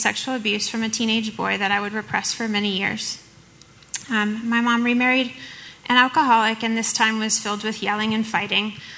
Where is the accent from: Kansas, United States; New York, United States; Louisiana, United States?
Louisiana, United States; New Orleans; I too am from New Orleans. I grew up with a single mom